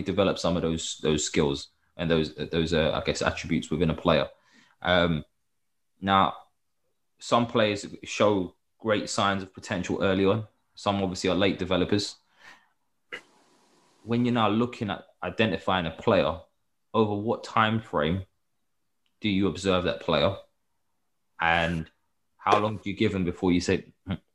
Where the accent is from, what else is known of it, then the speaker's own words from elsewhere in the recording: England, United Kingdom; because we're from England, we deserve to play in the Premier League and we shouldn't have to go anywhere else.